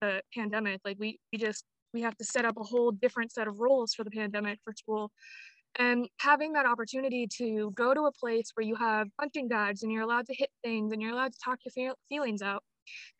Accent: Apache Junction, Arizona, United States; I was born and raised in Apache Junction, Arizona

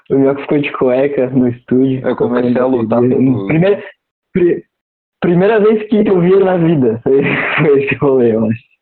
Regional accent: Florianópolis, Santa Catarina, Brazil; Eu sou do Itacurubi, né? Mas tô ali no Cacupé

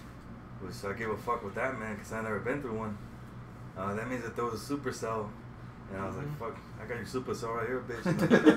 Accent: Los Angeles, California, United States; born or raised there; moved away as an adult; also born or lived in Jalisco, Mexico / Riverside, California / Moreno Valley, California; now in Texas, United States

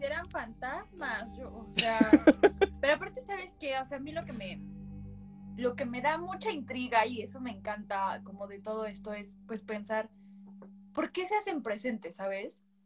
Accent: Mexico; somos mexicanos, somos católicos

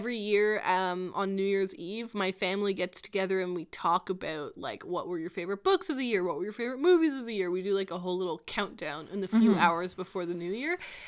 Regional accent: Canada

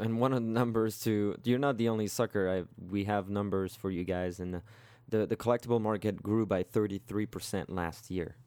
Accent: France; moved away; back in my hometown

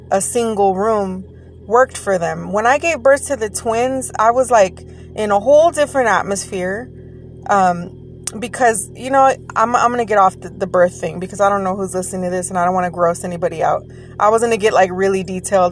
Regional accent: Texas, United States; Yes, I said daggone because I'm from Texas.

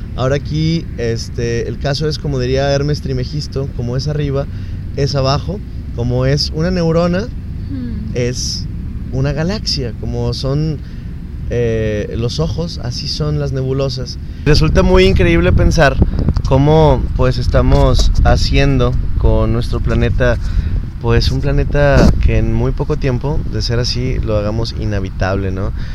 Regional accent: Nuevo León, Mexico; somos mexicanos somos nuevo leoneses

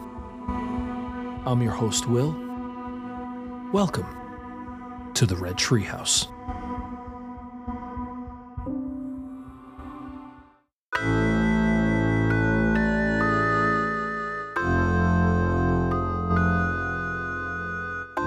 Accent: New York City, New York, United States; Growing up in New York City

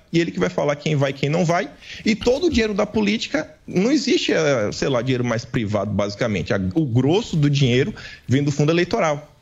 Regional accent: Bahia, Brazil; eu sou do Nordeste, né? da Bahia

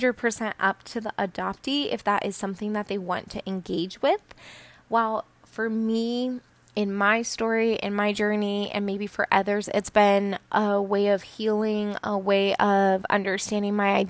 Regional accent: Colorado, United States; also born or lived in Peru; I was adopted from Peru and I was raised in a pretty non-diverse community in Colorado

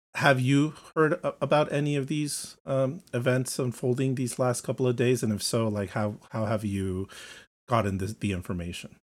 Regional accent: United States; As an American

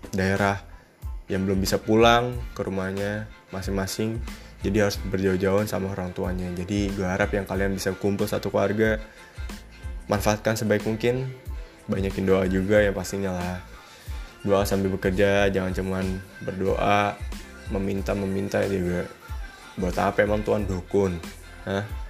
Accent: Indonesia; kita, bangsa Indonesia

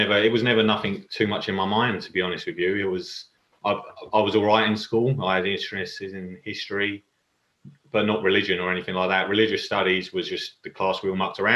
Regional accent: London, United Kingdom; I was brought up in East London, Walthamstow, Chingford

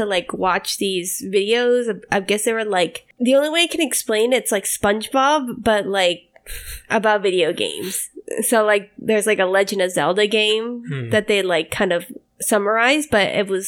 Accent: Houston, Texas, United States; I was born in Houston.

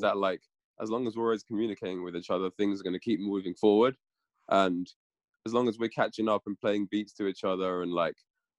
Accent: London, United Kingdom; I grew up in London, right in the city, so in a big melting pot of tons of different styles and people and genres and culture and everything was all kind of there.

